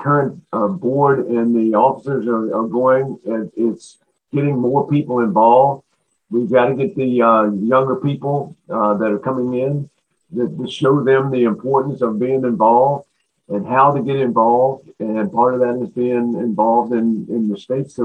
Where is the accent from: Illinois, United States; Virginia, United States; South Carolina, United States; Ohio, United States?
Virginia, United States; Alexandria; I'm from Alexandria, Virginia. So I went to at the time when I went to high school, it was Georgia GW High School